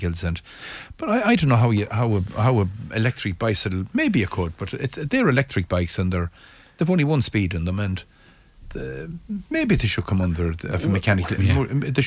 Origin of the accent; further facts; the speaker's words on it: Knockmore, Connacht, Ireland; I'm involved with my team at home in Knockmore.